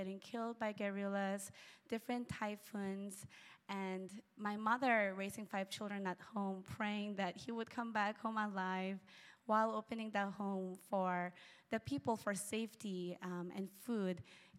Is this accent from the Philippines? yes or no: yes; Philippines; So growing up in the Philippines as a missionary kid has been a wonderful blessing, and now we're going back to the Philippines